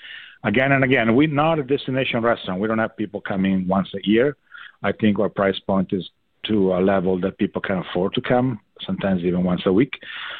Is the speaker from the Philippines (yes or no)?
no; Italy; now in Madison, United States; in Italy. So I was born and raised there.